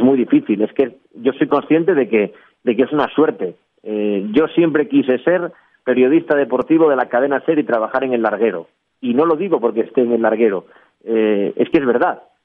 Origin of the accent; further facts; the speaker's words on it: Gijón, Asturias, Spain; yo soy de Gijón, una ciudad en Asturias, al norte de España, y en el edificio donde vive en mi familia